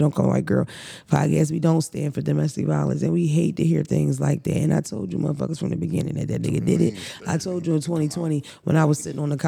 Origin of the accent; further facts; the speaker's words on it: Philadelphia, Pennsylvania, United States; growing up in Philadelphia